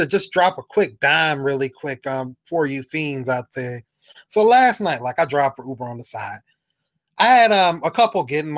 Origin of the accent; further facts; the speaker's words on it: Jacksonville, Florida, United States; I told him where I was from. I was like, yeah, I'm from Jacksonville